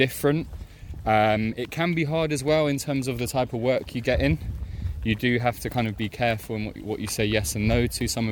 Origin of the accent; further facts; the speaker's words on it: London, United Kingdom; I'm from West London